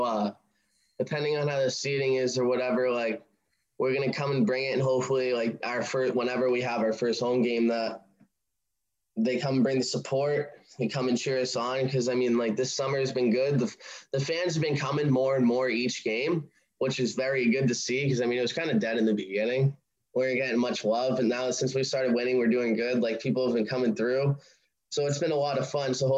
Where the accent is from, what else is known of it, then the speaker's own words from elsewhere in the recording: Sandwich, Massachusetts, United States; I'm from Sandwich